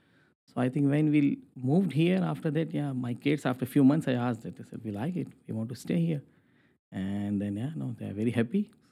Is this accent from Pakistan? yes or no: yes; Pakistan; moved away as an adult; also born or lived in Dubai, United Arab Emirates / Ontario, Canada / Calgary, Canada; now in Halifax, Canada; originally I born and raised in Pakistan, but later on then I moved to Middle East and I lived 12 years there as well in Dubai. And I got married there. My kids, they're born there. And then in 2017, we moved to Canada.